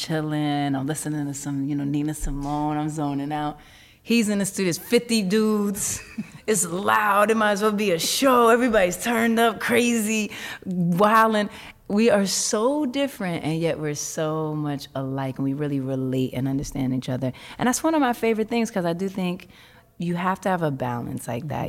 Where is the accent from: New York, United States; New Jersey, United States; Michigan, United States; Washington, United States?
New York, United States; New York City; I grew up in Harlem in Hell's Kitchen